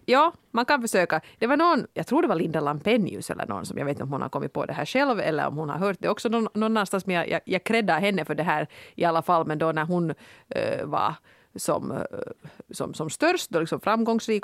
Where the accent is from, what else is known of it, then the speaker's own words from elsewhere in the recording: Finland; som finne